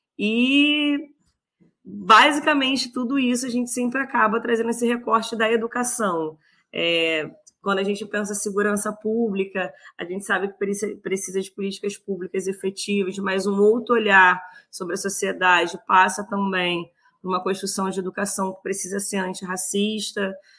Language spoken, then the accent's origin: Portuguese; São João de Meriti, Rio de Janeiro, Brazil; Nasci na Baixada, cresci na Baixada, estudei na Baixada, trabalho na Baixada.